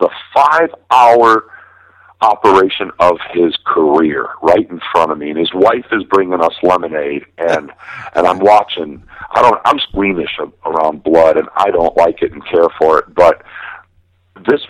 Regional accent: Milwaukee, Wisconsin, United States; now in Las Vegas, United States; I'm from Milwaukee

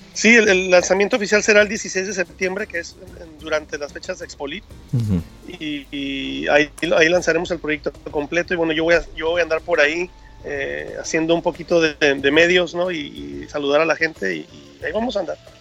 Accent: Mexico; Como buenos mexicanos, tenemos que comer bien todo el tiempo

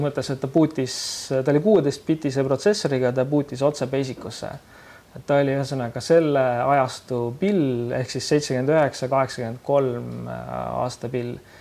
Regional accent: Keila, Harju County, Estonia; mina olen Keilast pärit

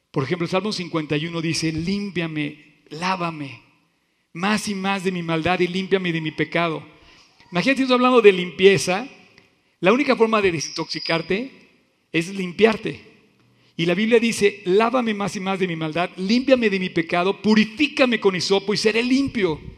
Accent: Veracruz, Mexico; Así soy, yo soy veracruzano y así somos, y punto.

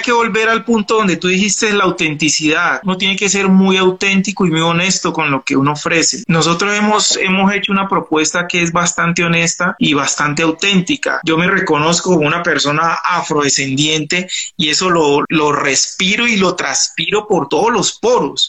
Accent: Pacific region, Colombia; yo soy auténtico, del Pacífico, hablo como hablo

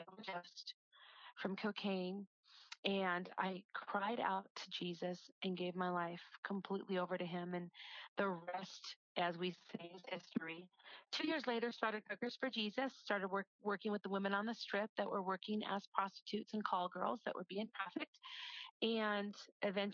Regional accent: United States; moved away as an adult; also born or lived in Hawaii / Las Vegas; I was a girl that was born and raised in Wisconsin, Minnesota.

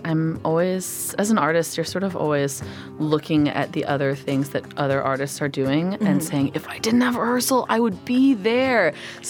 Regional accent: California, United States; growing up in California

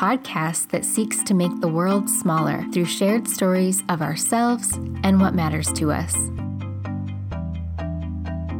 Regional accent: North Dakota, United States; I grew up in North Dakota

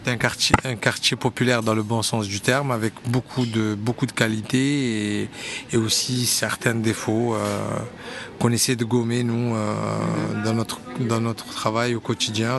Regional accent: Montpellier, Occitania, France; je suis un enfant de Montpellier, mais, euh, j'ai grandi à Montpellier

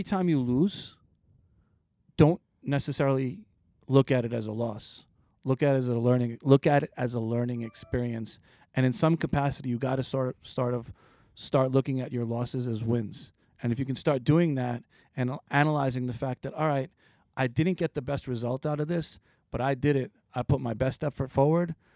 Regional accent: East Meadow, New York, United States; also born or lived in Queens, New York; I was raised in a town called East Meadow

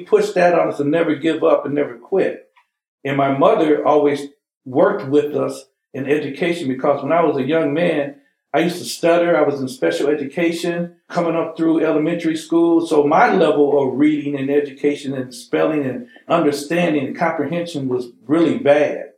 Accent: Huntsville, Alabama, United States; now in Michigan, United States; I was born in Huntsville, Alabama

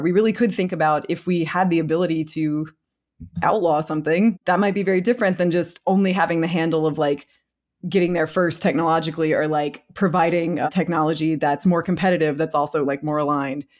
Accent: United States; I'm American

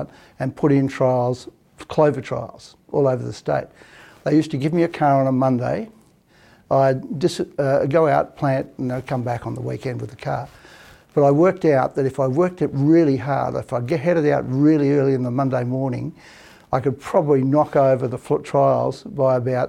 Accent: Fremantle, Western Australia, Australia; I grew up in Adderdale, and back in the days when we first moved to Adderdale

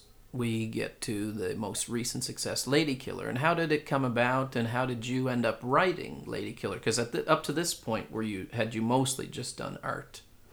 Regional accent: Canada; moved away as an adult; now in Stockholm, Sweden; I can relate as a Canadian

